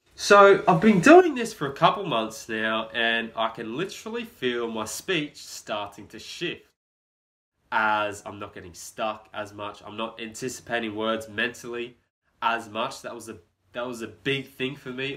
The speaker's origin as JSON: {"language": "English", "town": "Brisbane", "region": "Queensland", "country": "Australia", "tie": "born or raised there", "said": "born and raised in Brisbane, Australia"}